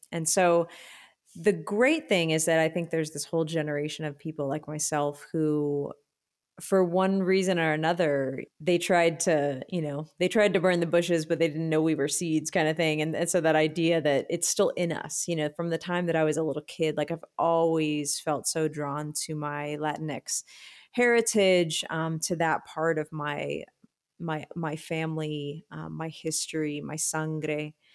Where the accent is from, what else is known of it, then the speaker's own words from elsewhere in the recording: Austin, Texas, United States; I grew up here in Austin